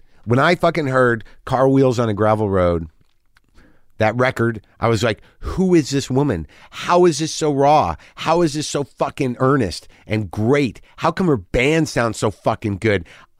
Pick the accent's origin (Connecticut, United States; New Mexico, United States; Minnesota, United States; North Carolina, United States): New Mexico, United States; Albuquerque; I grew up in the Northwest Valley.